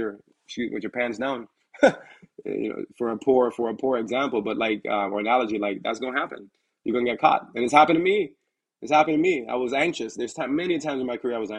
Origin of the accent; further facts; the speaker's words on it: U.S. Virgin Islands; now in United States; I'm originally from the Virgin Islands, St. Thomas